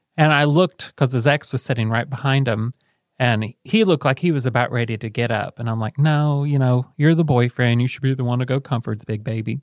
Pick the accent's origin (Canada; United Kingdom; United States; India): United States; Selma, Indiana; also born or lived in Muncie; we moved from Alec to Selma